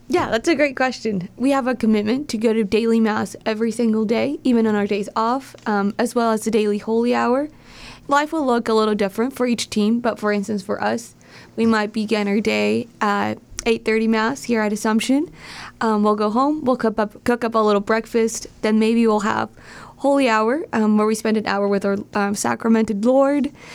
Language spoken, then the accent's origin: English; Southern California, United States; also born or lived in Steubenville, Ohio / Toledo, Ohio; now in Cleveland, United States; I'm from Southern California, but I consider myself a Midwestern girl at heart.